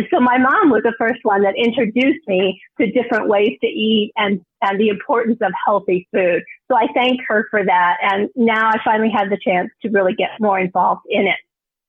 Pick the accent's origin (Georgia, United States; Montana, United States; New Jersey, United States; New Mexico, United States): New Mexico, United States; I grew up really with abundance. I grew up in New Mexico with a mom who really was the best cook in the family.